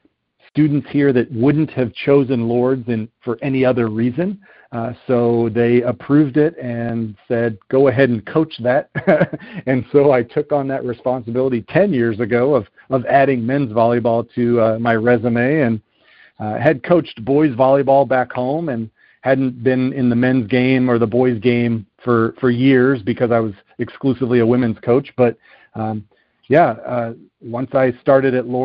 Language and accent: English; Southern California, United States; moved away as an adult; also born or lived in Ohio; I grew up out in Southern California